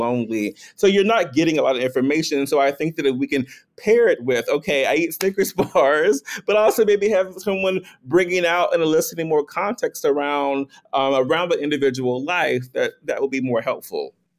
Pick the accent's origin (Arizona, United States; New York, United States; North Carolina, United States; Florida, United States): North Carolina, United States; I'm from North Carolina, I'm a gay black man, and, and grew up in an environment